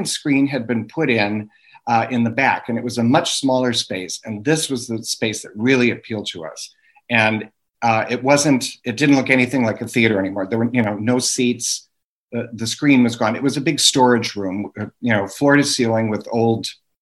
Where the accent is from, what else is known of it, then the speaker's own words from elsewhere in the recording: Milwaukee, Wisconsin, United States; moved away as an adult; also born or lived in New York City, United States; now in Sturgeon Bay, United States; I'm from Milwaukee, the big city.